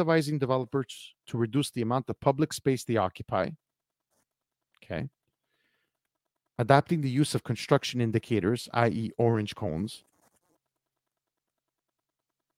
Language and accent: English; Montreal, Quebec, Canada; I come from Montreal, Quebec